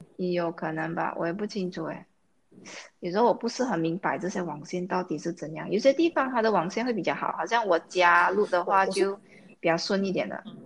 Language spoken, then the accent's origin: Chinese; Malaysia; 因为我们马来西亚人很习惯用英文。啊，尤其我在国际学校，我有好多英文